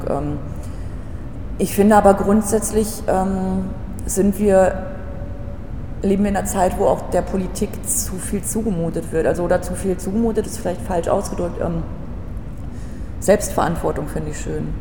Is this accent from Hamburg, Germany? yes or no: no; Altenbeken, North Rhine-Westphalia, Germany; also born or lived in Paderborn; now in Berlin, Germany